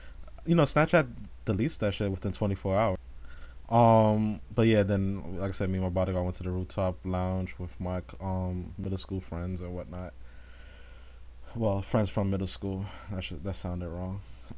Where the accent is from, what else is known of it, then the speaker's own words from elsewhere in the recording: Queens, New York, United States; We come from Queens, Kadesha, and it was pretty dope.